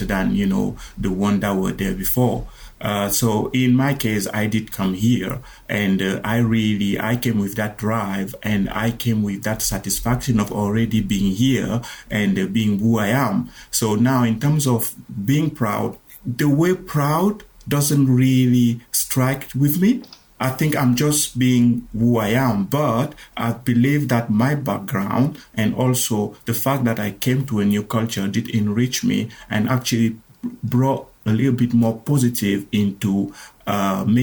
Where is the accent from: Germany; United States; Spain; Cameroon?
Cameroon; moved away as an adult; I'm originally from Cameroon, and I immigrated here around 13, 14 years ago as an asylum seeker. And when I moved here, I was pretty, you know, already an adult.